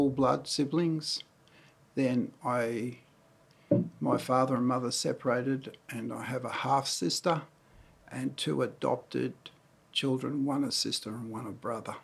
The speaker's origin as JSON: {"language": "English", "town": "Cessnock", "region": "New South Wales", "country": "Australia", "tie": "born or raised there", "also_born_or_lived": "Newcastle, New South Wales / Speers Point, New South Wales", "said": "I was born in Newcastle in 1953 and lived in Spears Point till 8.5 years of age, then shifted to Cessnock and lived there for a fair part of my life until I was in my mid-adult years"}